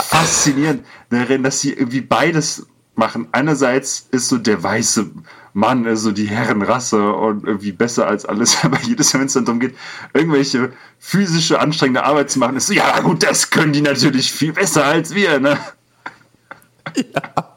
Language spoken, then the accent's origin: German; Alsbach-Hähnlein, Hesse, Germany; Es gibt als Bahrenland, wo ich herkomme, gibt es kein, kein Chinatown